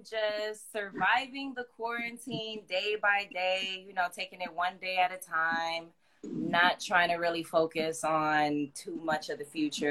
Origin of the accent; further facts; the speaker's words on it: New York City, New York, United States; moved away as an adult; now in Los Angeles, United States; I grew up in Harlem. I have family in the Bronx. I have family in Washington Heights. So I'm I'm a New York City girl.